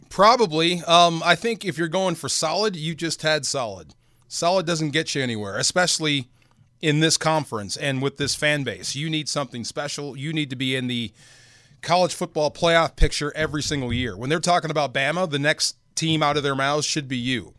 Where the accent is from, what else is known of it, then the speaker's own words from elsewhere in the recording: Bay Area, California, United States; I grew up in the Bay Area, I, it, the shadow of Cal.